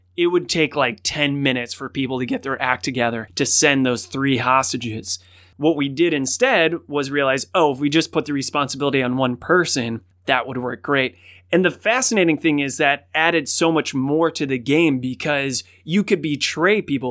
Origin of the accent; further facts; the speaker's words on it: Cleveland, Ohio, United States; Cleveland, which is my hometown